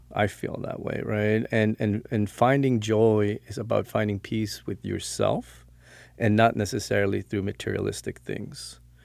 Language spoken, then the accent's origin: English; Stockholm, Stockholm County, Sweden; now in Florida, United States; born and raised, uh, grew up in Stockholm